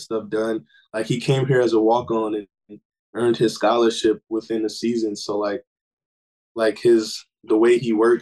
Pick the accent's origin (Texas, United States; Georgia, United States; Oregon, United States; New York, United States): Georgia, United States; Snellville; I'm from Snellville, Georgia. Grew up with my mom, my dad, my older sister, went to South Gwinnett High School